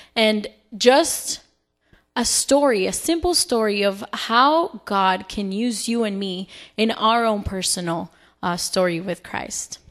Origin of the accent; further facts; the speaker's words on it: Salt Lake City, Utah, United States; moved away; I am originally from Salt Lake City, Utah